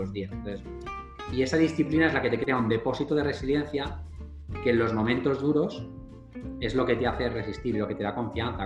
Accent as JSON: {"language": "Spanish", "town": "Madrid", "region": "Community of Madrid", "country": "Spain", "tie": "born or raised there", "also_born_or_lived": "United States", "moved": "as an adult", "said": "soy del barrio de Carabanchel, que es uno de los barrios más pobres de Madrid"}